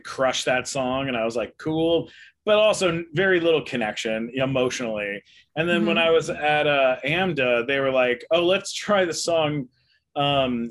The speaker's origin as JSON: {"language": "English", "town": "San Diego", "region": "California", "country": "United States", "tie": "born or raised there", "also_born_or_lived": "London, Ontario, Canada / Los Angeles", "said": "I did grow up in San Diego"}